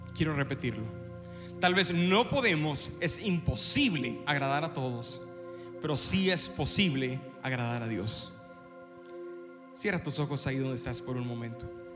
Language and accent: Spanish; Ciudad Victoria, Tamaulipas, Mexico; moved away; visitábamos Ciudad Victoria, donde yo nací, entonces la llevé a mi pueblo